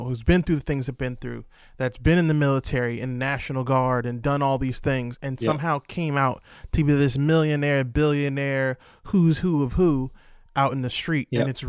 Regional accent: Virginia, United States; First of all, I'm from Seven City. So shout out to Virginia.

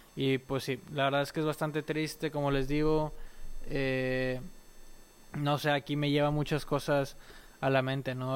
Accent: Mexico

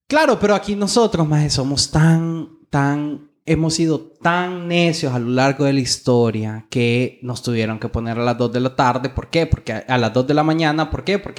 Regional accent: Honduras; como hondureño

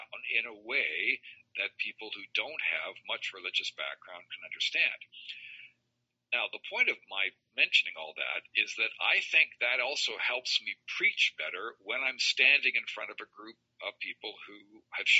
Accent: Ontario, Canada; moved away as an adult; also born or lived in Alberta / Chicago / Iowa / Manitoba; I was raised in Ontario and went through public schools

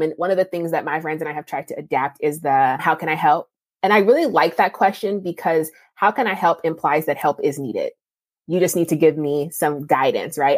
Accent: California, United States; moved away as an adult; also born or lived in Ohio / Texas; I'm from California, but I went to undergrad in Ohio and then I came to grad school in Texas

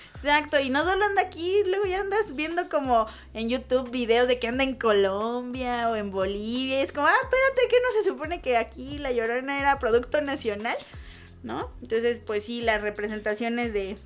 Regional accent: Mexico; aquí en México

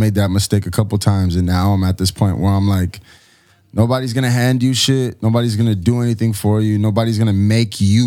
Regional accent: Chula Vista, California, United States; I'm from San Diego, South Bay to be specific

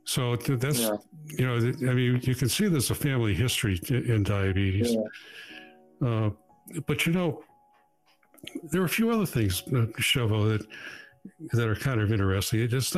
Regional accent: Massachusetts, United States

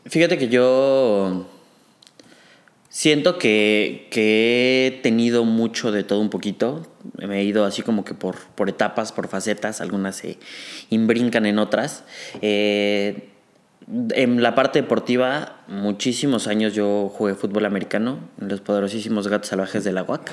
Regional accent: Mexico City, Mexico; also born or lived in Saltillo, Coahuila; yo nací en Saltillo, Coahuila, güey, me fui a vivir a la Ciudad de México a los dos años

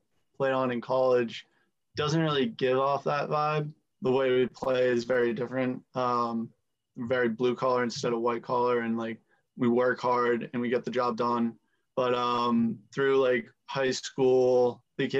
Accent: Hadley, Massachusetts, United States; I'm from Hadley, Mass.

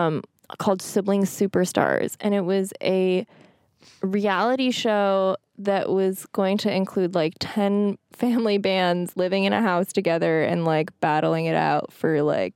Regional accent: New York City, New York, United States; And we're from New York City.

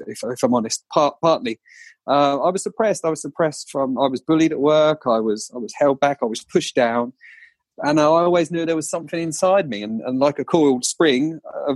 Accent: Colchester, East of England, United Kingdom; accent: Colchester; my Colchester accent

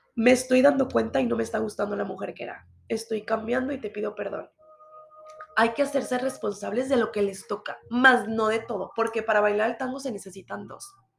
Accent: Mexico; soy mexicana

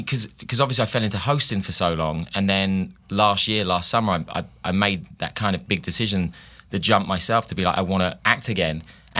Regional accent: Hastings, South East England, United Kingdom; Yes, no, I really am from Hastings.

